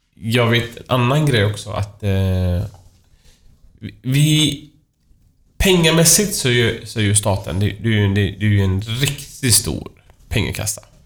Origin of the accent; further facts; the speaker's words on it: Iran; now in Sweden; mitt hemland Iran